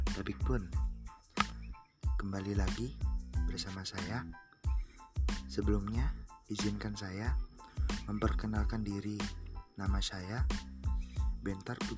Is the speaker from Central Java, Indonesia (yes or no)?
no; Lampung, Indonesia; Saya berasal dari Lampung Timur.